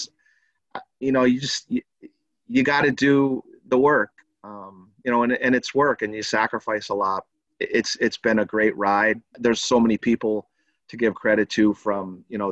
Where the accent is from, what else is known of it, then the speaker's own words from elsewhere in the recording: Williamsport, Pennsylvania, United States; now in Scranton, United States; growing up in Williamsport and being over here in Scranton